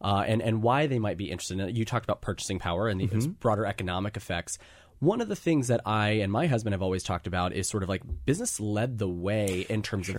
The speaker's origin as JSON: {"language": "English", "region": "Alabama", "country": "United States", "tie": "born there", "said": "I was born in Alabama, so full disclosure there."}